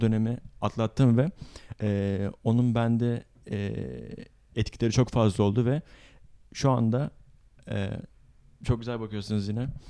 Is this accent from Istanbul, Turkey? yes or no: yes; Istanbul, Turkey; Doğma büyüme İstanbulluyum ancak tabii e, aslen Mardinli olduğum için